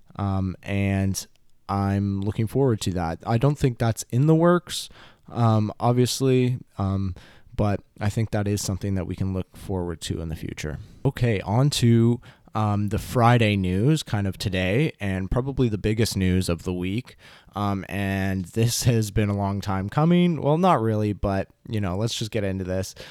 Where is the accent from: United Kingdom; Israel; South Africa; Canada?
Canada; I'm Canadian